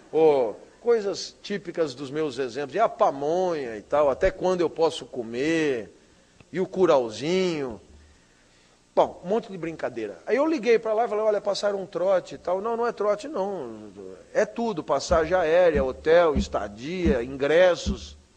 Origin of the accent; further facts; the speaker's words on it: São Paulo, Brazil; meu filho foi na 25 de março, rua de comércio popular lá da minha cidade e, e, e do país inteiro